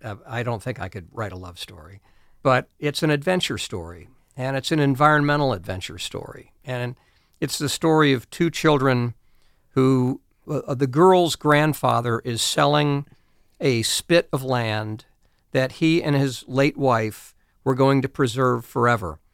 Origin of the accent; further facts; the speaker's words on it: Ohio, United States; also born or lived in New England / South Carolina; now in Pennsylvania, United States; I grew up in Ohio